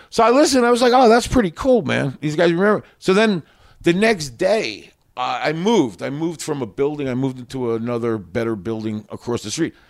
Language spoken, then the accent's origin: English; Long Island, New York, United States; also born or lived in Queens, New York; I mostly grew up in Long Island